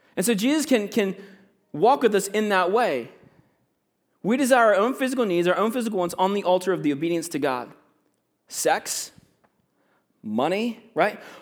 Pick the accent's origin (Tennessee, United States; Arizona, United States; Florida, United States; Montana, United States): Florida, United States; moved away as an adult; also born or lived in Virginia; now in Canada; I'm from Virginia, right? But I grew up in Florida